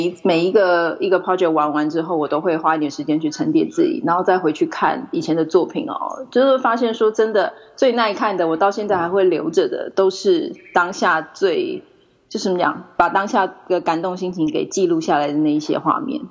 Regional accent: Taipei, Taiwan; moved away as an adult; also born or lived in Japan; now in New Zealand; 我是台北出生的台湾人。那只不过现在是居住在纽西兰

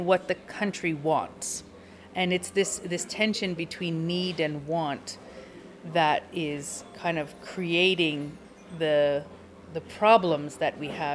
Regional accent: Canada; moved away as an adult; now in Finland; as a Canadian, I grew up entirely with diversity

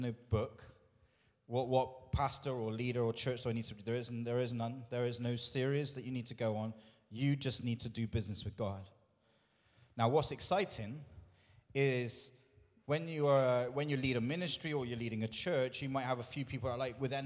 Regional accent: United Kingdom

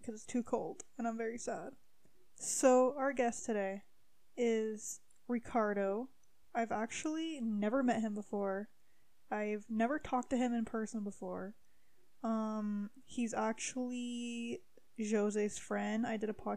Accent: Timmins, Ontario, Canada; moved away as an adult; now in Calgary, Canada; I'm not from Calgary. I'm from Timmins, but I moved to Calgary a few months ago

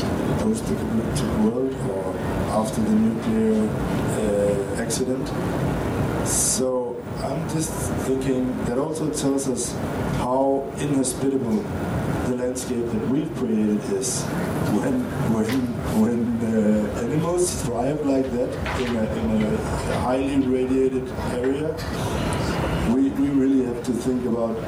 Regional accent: Denmark; English is a second language; I'm from Denmark

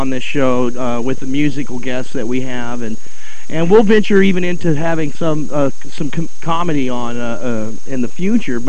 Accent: Texas, United States; All of us are native Texans

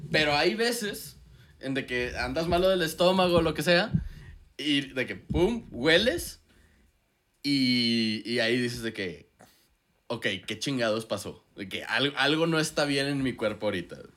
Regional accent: northern Mexico, Mexico; todos somos norteños

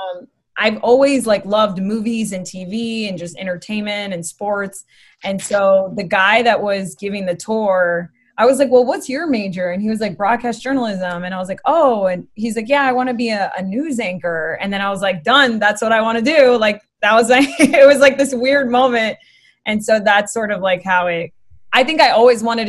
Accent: Boca Raton, Florida, United States; moved away as an adult; also born or lived in Miami / Coconut Creek; now in Los Angeles, United States; what I consider home is Boca Raton because we lived there the longest. That's where I went to high school

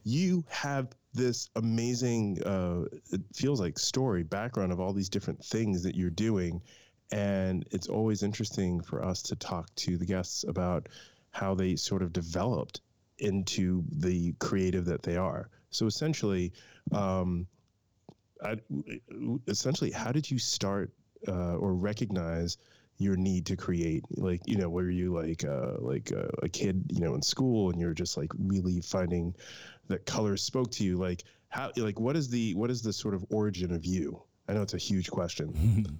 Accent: Rockland County, New York, United States; I grew up in Rockland County

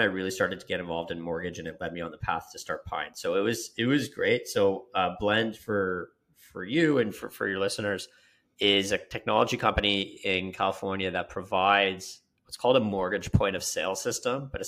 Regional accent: Canada; moved away as an adult; I'm from Canada.

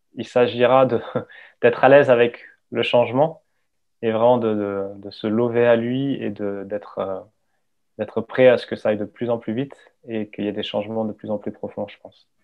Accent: Hossegor, Nouvelle-Aquitaine, France; J'ai grandi au Segor

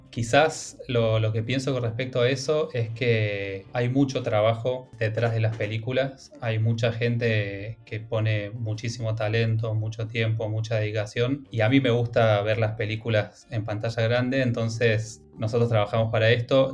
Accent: Villa Dolores, Córdoba, Argentina; moved away as an adult; also born or lived in Buenos Aires; Yo soy de Tras la Sierra, de, de Villa Dolores, que es eh, una ciudad en, el oeste de Córdoba.

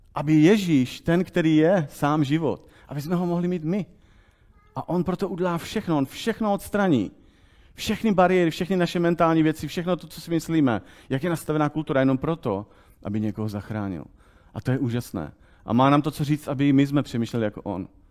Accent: Czechia; my jako Češi

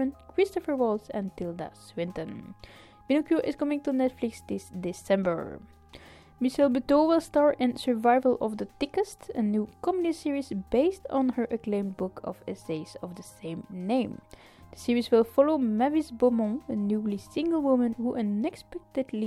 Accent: Ostend, Flanders, Belgium; my hometown of Ostend

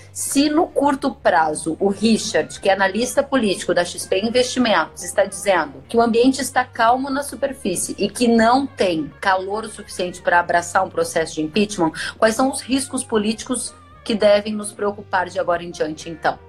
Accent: Uruguaiana, Rio Grande do Sul, Brazil; gente de Uruguaiana, Rio Grande do Sul, minha terra

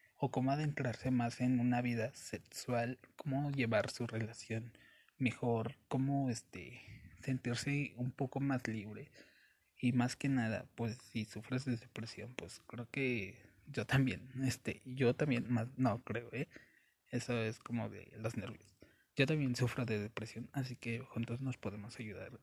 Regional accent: Mexico City, Mexico; soy de la Ciudad de México

